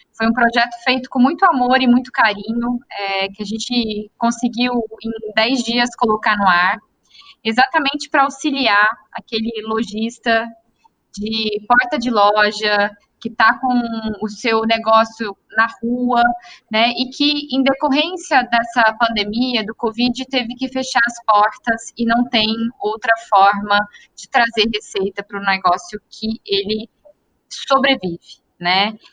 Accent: interior of Minas Gerais, Brazil; Eu sou do interior de Minas

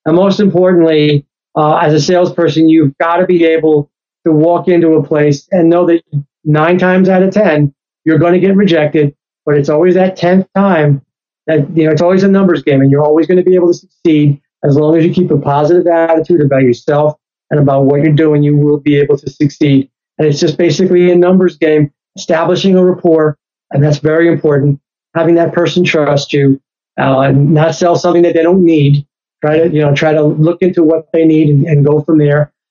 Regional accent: New York, United States; And, and again, I'm from New York. I was there in 911. I was there in New York City.

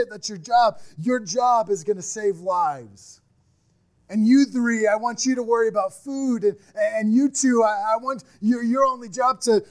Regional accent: Midwest, United States; we're from the Midwest. We're people that just work and get it done.

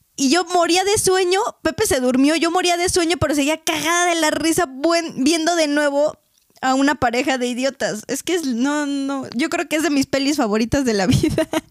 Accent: Mexico; como buenos mexicanos necios

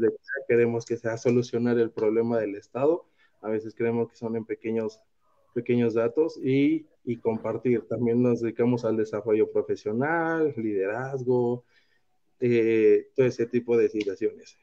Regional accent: Mexico; nos gusta ayudar como latinoamericanos, como mexicanos

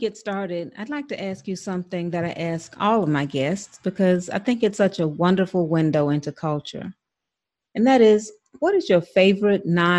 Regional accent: Albany, Georgia, United States; moved away as an adult; also born or lived in South Philadelphia, Pennsylvania; Albany, Georgia, my hometown.

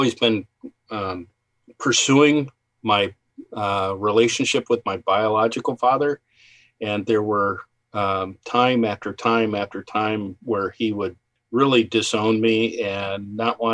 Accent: Bay Village, Ohio, United States; also born or lived in Columbus, Ohio / Galena, Ohio; I was born in Bay Village, Ohio

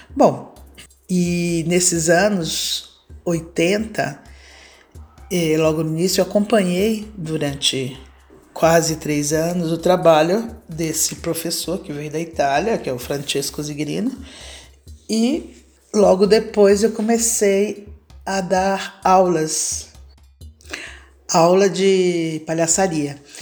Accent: Salvador, Bahia, Brazil; moved away as an adult; now in São Paulo, Brazil; nasci em Salvador, Bahia, em 1962. Hoje eu vivo em São Paulo, capital, há mais de 40 anos

